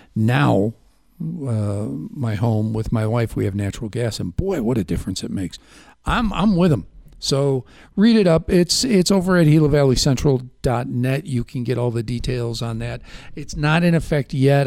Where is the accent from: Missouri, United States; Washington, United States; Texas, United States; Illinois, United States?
Illinois, United States; Chicago; I grew up in Chicago